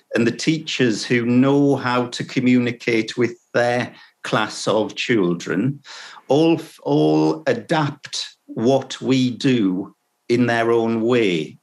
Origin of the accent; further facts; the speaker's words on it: Sunderland, North East England, United Kingdom; my hometown, which is in the northeast of England, uh, in Sunderland, it's called